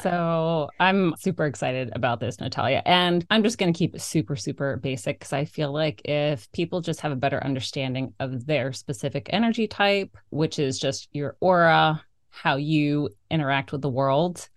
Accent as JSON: {"language": "English", "region": "South Florida", "country": "United States", "tie": "born or raised there", "moved": "yes", "lives_now": "Maine, United States", "said": "I'm also born and raised in South Florida, fellow Florida girl here."}